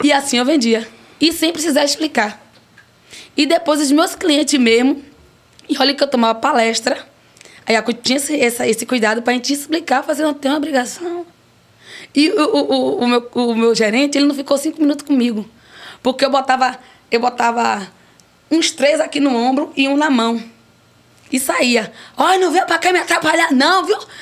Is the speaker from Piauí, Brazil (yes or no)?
yes; Piripiri, Piauí, Brazil; eu nasci lá em Piripiri